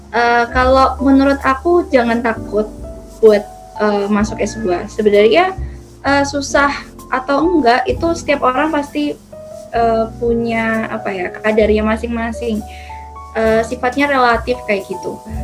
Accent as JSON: {"language": "Indonesian", "region": "East Java", "country": "Indonesia", "tie": "born or raised there", "said": "aku kan asli Jawa Timur"}